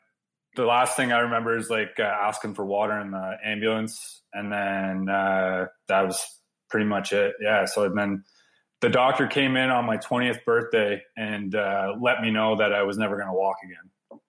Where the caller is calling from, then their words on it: Blenheim, Ontario, Canada; From Blenheim, Ontario. So pretty much we're about 20 minutes from the most southern point of Canada.